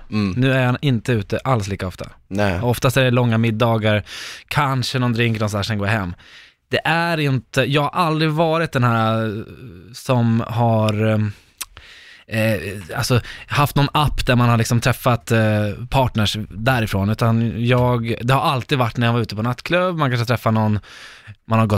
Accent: Norrland, Sweden; accent: Norrland; skulle jag ju behöva ramla tillbaka till min norrländska och börja prata lite så här.

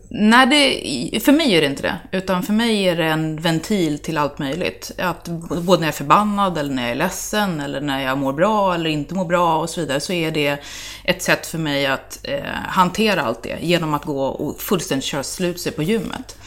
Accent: Täby, Stockholm County, Sweden; also born or lived in Örebro; jag är uppvuxen i Täby, ursprungligen

